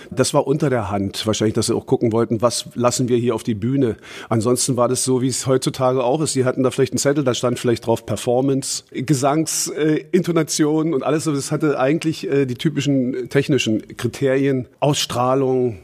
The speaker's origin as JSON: {"language": "German", "region": "Berlin", "country": "Germany", "tie": "born or raised there", "said": "Ich komme aus Karlshorst, also aus Ostberlin"}